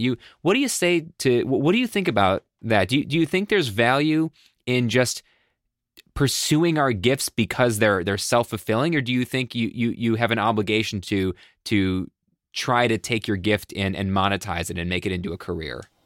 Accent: Buffalo, New York, United States; I grew up in Buffalo

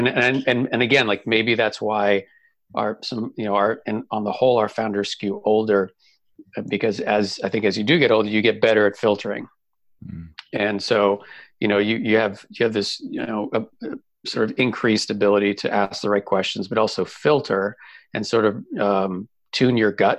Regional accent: Boston, Massachusetts, United States; moved away as an adult; also born or lived in Southern California; now in Kansas City, United States; I grew up in Boston. And so I lived in Boston for 22 years.

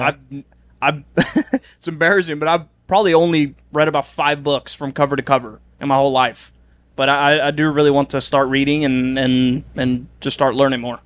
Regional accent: Oslo, Norway; moved away as an adult; I'm I'm from Oslo, the biggest city

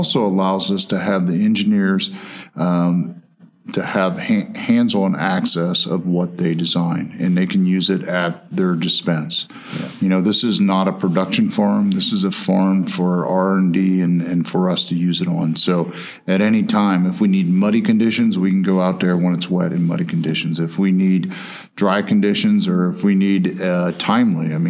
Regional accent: Ohio, United States; I grew up in Ohio. We had a potato farm

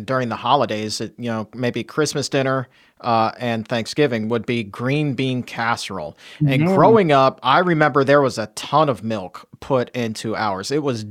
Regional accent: Southern Virginia, United States; I was born and raised in Southern Virginia

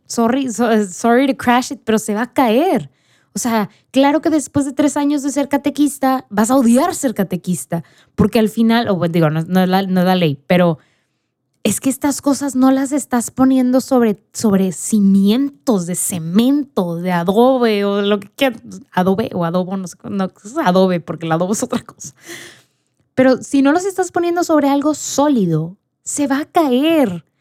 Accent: Mexico; yo era la única mexicana

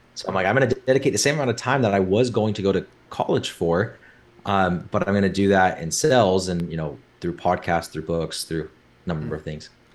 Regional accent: Orem, Utah, United States; grew up in Orem, Utah.

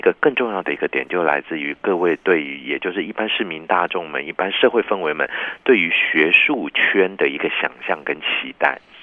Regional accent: Taiwan; also born or lived in Japan; 这个台湾来的嘛

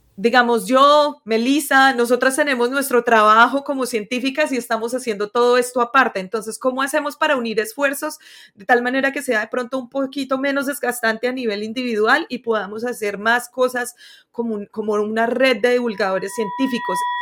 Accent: Colombia; moved away as an adult; also born or lived in United States; yo soy de Colombia

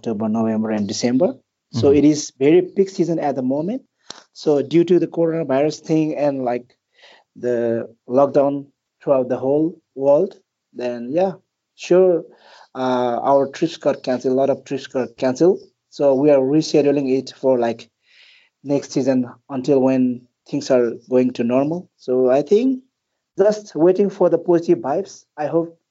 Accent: Manang district, Annapurna region, Gandaki Province, Nepal; also born or lived in Kathmandu, Nepal; Nepal is my hometown. It's a country, and a specific birthplace of mine is in the Annapurna region, where the most famous trails like Annapurna Circuit. Annapurna region. So that's where I was born and raised. It's in Manang district.

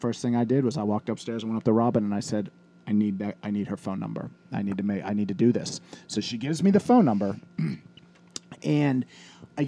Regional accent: Irwin, Pennsylvania, United States; my boys never wanted to leave Irwin. So if you live in my hometown

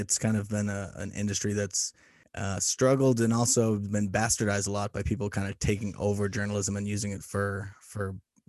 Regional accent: Boston, Massachusetts, United States; moved away; I'm from Boston originally

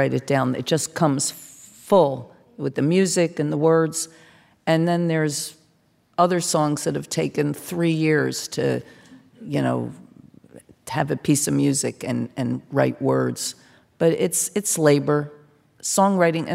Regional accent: New Jersey, United States; I'm from South Jersey

